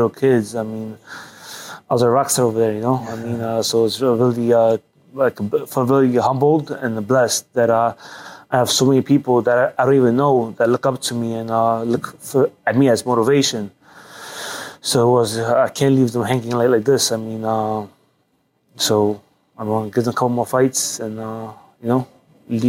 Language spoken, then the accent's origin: English; New York City, New York, United States; also born or lived in Poland; growing up in Greenpoint, Brooklyn, Little Poland